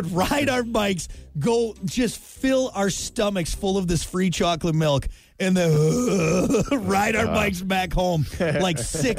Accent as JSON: {"language": "English", "region": "Wisconsin", "country": "United States", "tie": "born or raised there", "said": "I grew up in Wisconsin."}